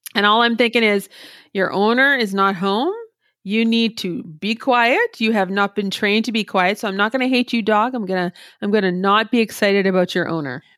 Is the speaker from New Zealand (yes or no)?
no; Canada; as a Canadian